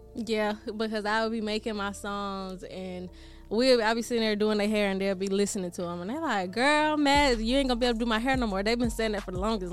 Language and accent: English; Decatur, Georgia, United States; also born or lived in Atlanta / Philadelphia; I'm from Georgia, Decatur, Georgia to be exact. And I'm out here in Philadelphia